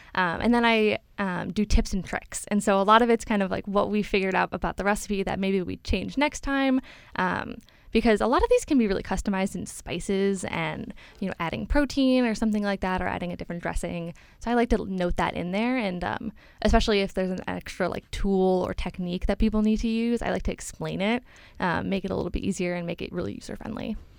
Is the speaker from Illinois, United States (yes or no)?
yes; Chicago, Illinois, United States; moved away as an adult; now in Boston, United States; So I'm from Chicago